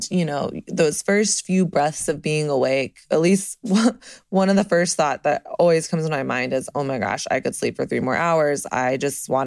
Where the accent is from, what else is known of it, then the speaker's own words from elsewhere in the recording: the South, United States; now in Brooklyn, United States; I'm from the South.